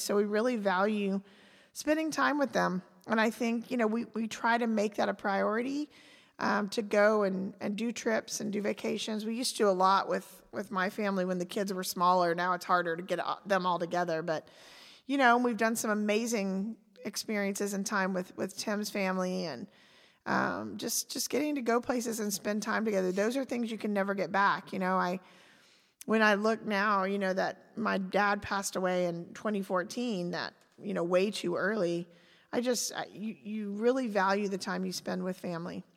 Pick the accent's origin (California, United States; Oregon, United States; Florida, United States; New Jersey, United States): Florida, United States; Pensacola; moved away as an adult; also born or lived in Fayetteville, Arkansas / Chattanooga, Tennessee / Charlotte, North Carolina; we both ended up, you know, in our, as children in Pensacola with our families.